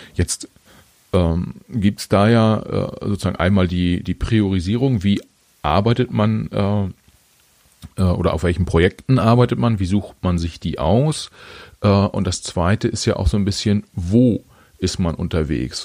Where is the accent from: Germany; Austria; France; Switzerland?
Germany; ich bin in Deutschland geboren und nicht in Bolivien